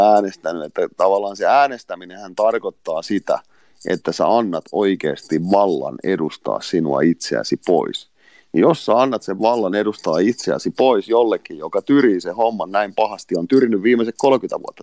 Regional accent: Finland; Tämä on mun kotimaa

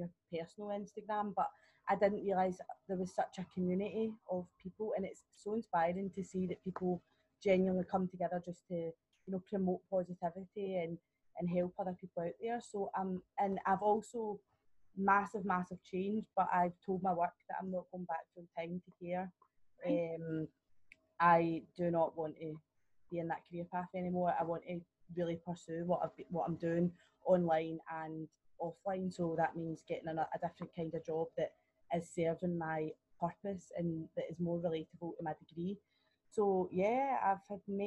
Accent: Scotland, United Kingdom; also born or lived in Australia; I live at home with my dad. That's the main reason I came home from Australia, or I wouldn't be back in Scotland.

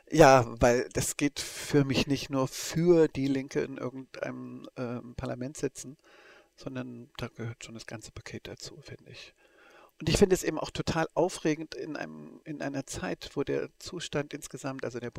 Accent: East Germany, Germany; ich bin ja aus der DDR gebürtig und aufgewachsen und politisiert auch in der DDR.

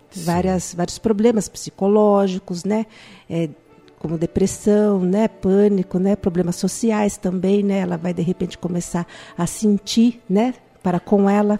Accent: Itapetininga, São Paulo, Brazil; Nós somos de Tapetininga

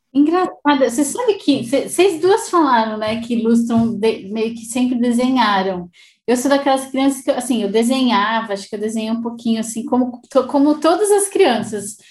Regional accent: Brazil; moved away as an adult; quando eu saí do Brasil

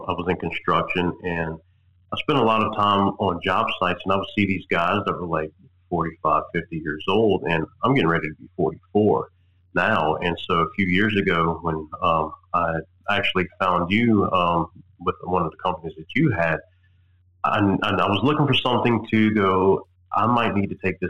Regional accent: Ponchatoula, Louisiana, United States; I was born and raised in Ponchatoula, which is just a few minutes south of Hammond

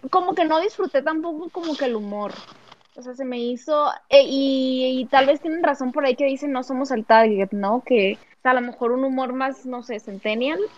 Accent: Mazatlán, Sinaloa, Mexico; now in Guadalajara, Mexico; soy de Mazatlán

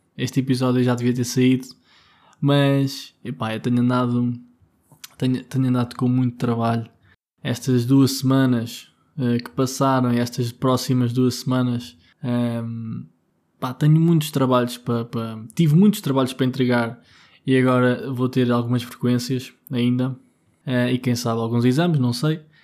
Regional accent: Vila Nova de Tazem, Centro, Portugal; moved away; also born or lived in Lisbon; porque eu agora estou em Gouveia, estou na minha terra. Uh, em Gouveia, mais, mais especificamente em Vila Nova de Tazem

